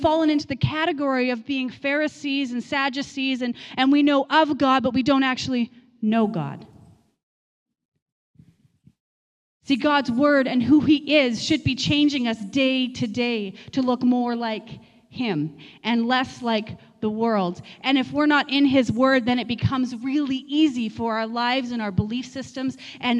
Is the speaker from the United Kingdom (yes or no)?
no; Manitoba, Canada; moved away as an adult; Many of you know our journey, where we came from Manitoba, really feeling like the Lord called us here, and bought a coffee shop